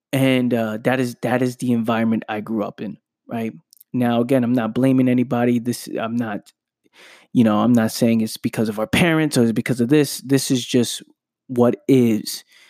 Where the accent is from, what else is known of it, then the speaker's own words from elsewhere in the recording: New York City, New York, United States; growing up in the Bronx, New York